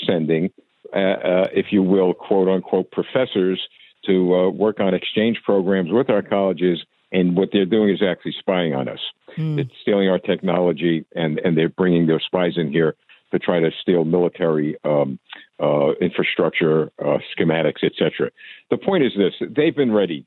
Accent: United States; as American citizens

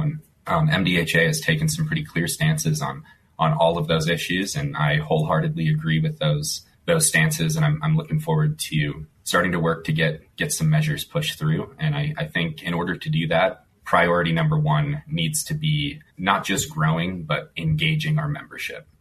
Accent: Mound, Minnesota, United States; moved away as an adult; now in Colorado, United States; I grew up in uh, Mound, uh, the Lake Minnetonka area

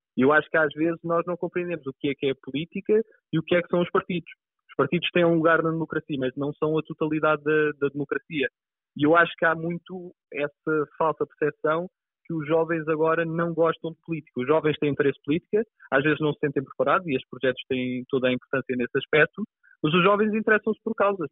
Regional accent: Pinhal Novo, Setúbal, Portugal; born or raised there; also born or lived in Azores

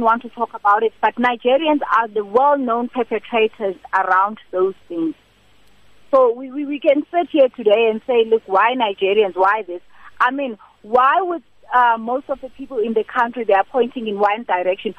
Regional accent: South Africa; as South African women

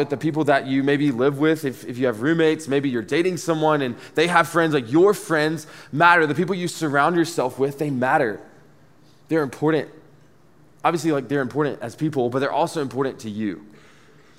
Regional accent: Dublin, Georgia, United States; also born or lived in Athens, Georgia

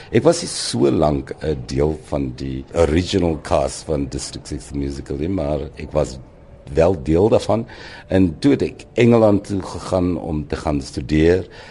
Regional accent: Boland, Western Cape, South Africa; also born or lived in Wellington / Ceres / Paarl; so word ek maar groot geword in die Boland

